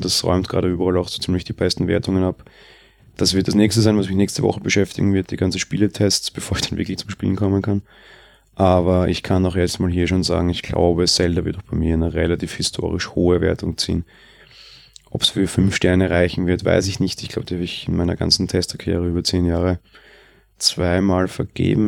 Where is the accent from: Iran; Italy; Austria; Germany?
Austria; bei uns in Österreich